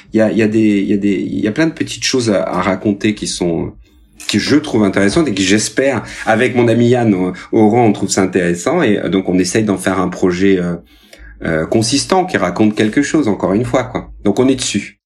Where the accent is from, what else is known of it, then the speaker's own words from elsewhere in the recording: Rodez, Occitania, France; now in Paris, France; Rodez, ma ville natale